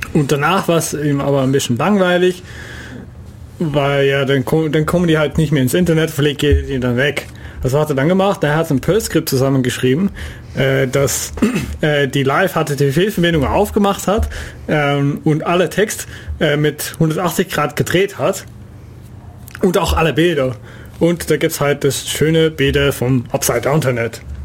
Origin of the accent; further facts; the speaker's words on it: Netherlands; German is a second language; moved away; ich als Niederländer